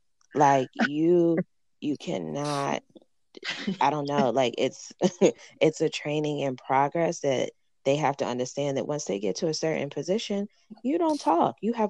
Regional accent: Houston, Texas, United States; I'm from Houston, Texas.

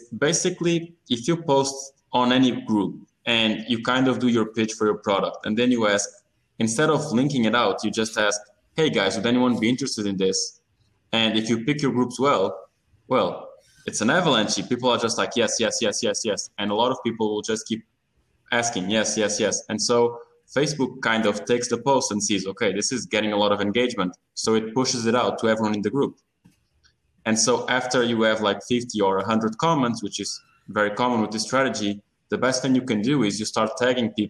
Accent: Portugal; I'm originally from Portugal

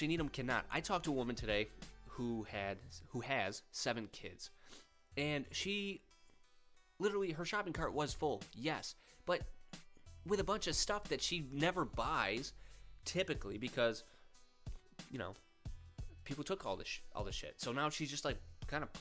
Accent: Rochester, New York, United States; moved away as an adult; also born or lived in Georgia / Florida; I'm originally from Rochester, New York, and that's where I currently live.

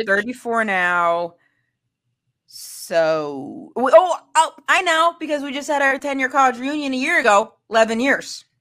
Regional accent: Maine, United States; I'm from Maine.

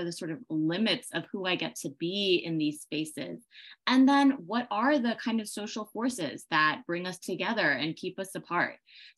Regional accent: Northern Virginia, United States; moved away as an adult; also born or lived in Berlin, Germany; now in Los Angeles, United States; born in Berlin, Germany, and I grew up in Northern Virginia

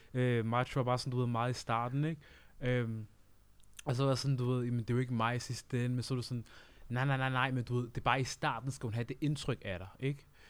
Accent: Uganda; now in Denmark; jeg er selv fra Uganda

